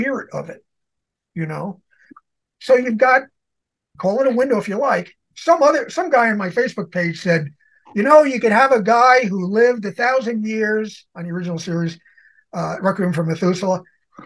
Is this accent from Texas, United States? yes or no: no; New York City, New York, United States; I'm from New York City. Manhattan